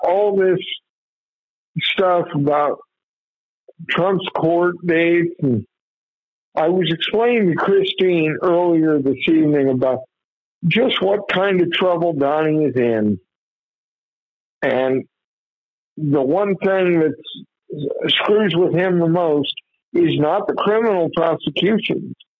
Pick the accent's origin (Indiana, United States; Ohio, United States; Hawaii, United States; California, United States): Indiana, United States; Muncie; there's a small community outside of Muncie, my hometown